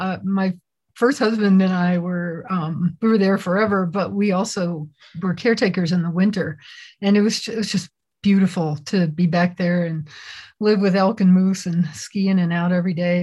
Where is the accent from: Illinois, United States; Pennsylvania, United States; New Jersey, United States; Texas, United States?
New Jersey, United States; Princeton; moved away as an adult; also born or lived in Kentucky; now in Jackson Hole, United States; I feel like I was born in horse country, and that was what started the whole thing. I was born in Kentucky, and then actually spent most of my time growing up right outside Princeton, New Jersey.